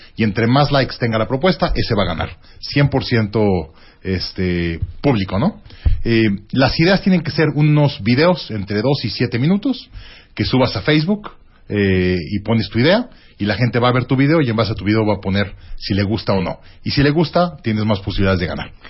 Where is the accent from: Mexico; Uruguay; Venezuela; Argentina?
Mexico; todos los operadores somos mexicanos